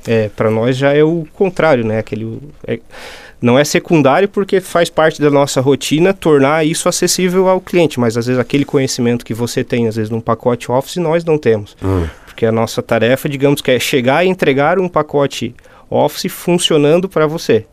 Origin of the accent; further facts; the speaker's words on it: Forquilinha, Santa Catarina, Brazil; moved away as an adult; now in Meleiro, Brazil; sou nascido em Forquilinha mesmo, filho da terra